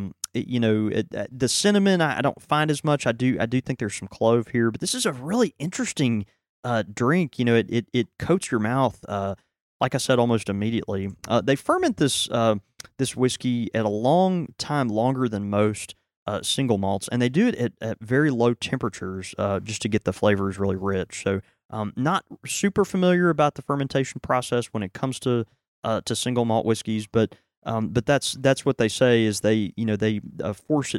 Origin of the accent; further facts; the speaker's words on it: Houston, Texas, United States; born there; Have I ever told you I was born in Houston?